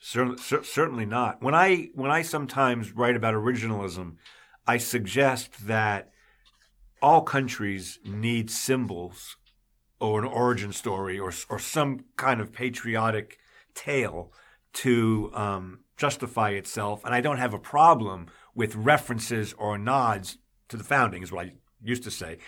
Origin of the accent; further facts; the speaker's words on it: New York, United States; moved away as an adult; also born or lived in the South (US); I was raised in New York, but I've been in the South most of my adult li-, all, almost all my adult life